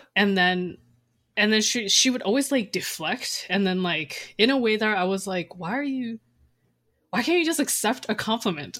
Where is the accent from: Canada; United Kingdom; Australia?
Canada; also born or lived in Taiwan; after years of, like, growing up in Canada